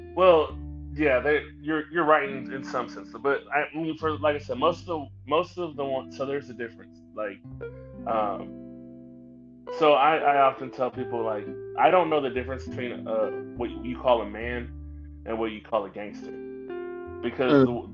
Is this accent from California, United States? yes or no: no; St. Louis, Missouri, United States; moved away as an adult; now in Dallas, United States; I grew up in North County, St. Louis. Um, I was born in Dallas, but I was raised in St. Louis